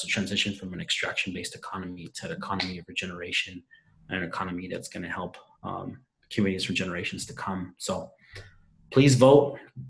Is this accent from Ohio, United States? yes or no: no; Eugene, Oregon, United States; I was born and raised right here in Eugene. My parents came here to join the long American tradition of coming to this country in search of a better life